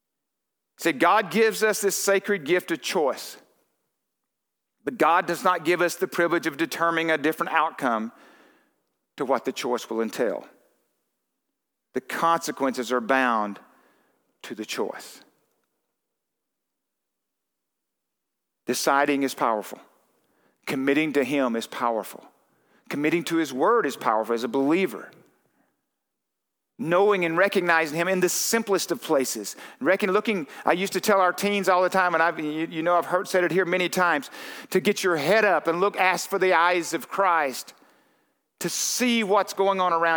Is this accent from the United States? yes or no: yes; Texarkana, United States; I'm from Texarkana